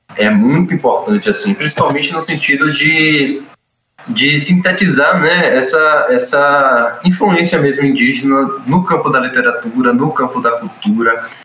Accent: Itabuna, Bahia, Brazil; eu que sou de Itabuna

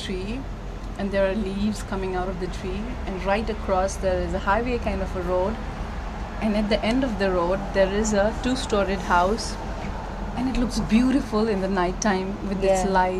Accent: Biratnagar, Koshi Province, Nepal; But I feel like the noise of the Chiang Mai is very similar to my hometown also, where I grew up as a kid.

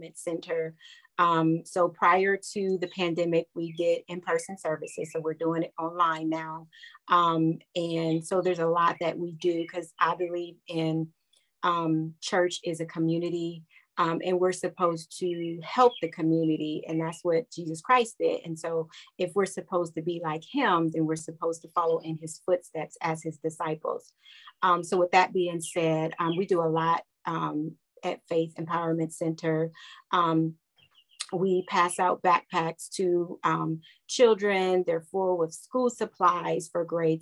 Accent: Columbus, Ohio, United States; growing up in Columbus

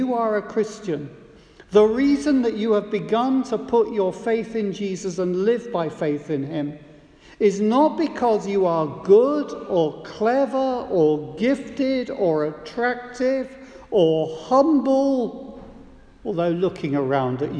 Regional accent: United Kingdom; as a British citizen

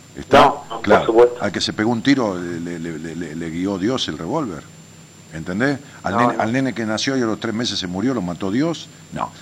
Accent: Ramos Mejía, Buenos Aires Province, Argentina; yo le digo pueblo a Ramón Mejía, tiene 200.000 y es mi pueblo, porque es donde nací

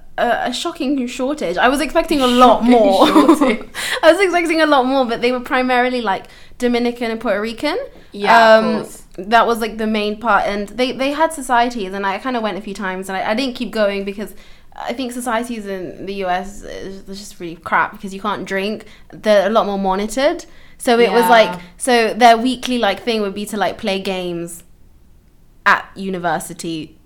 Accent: London, United Kingdom; I grew up in London, multicultural city.

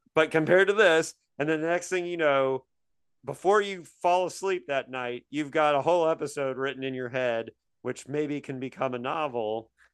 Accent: Indiana, United States; moved away; I grew up in Indiana

